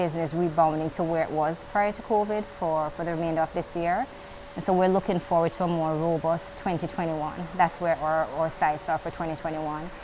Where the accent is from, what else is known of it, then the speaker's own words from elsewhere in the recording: Jamaica; as a Jamaican citizen